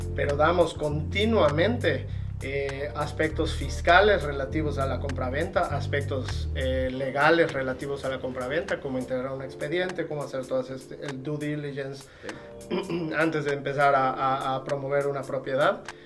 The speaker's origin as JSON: {"language": "Spanish", "region": "Yucatán", "country": "Mexico", "said": "soy yucateco de hueso colorado"}